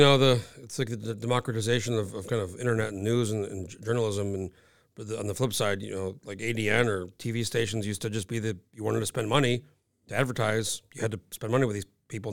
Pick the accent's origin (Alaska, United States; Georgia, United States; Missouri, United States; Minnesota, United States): Alaska, United States; I'm from, I'm from Alaska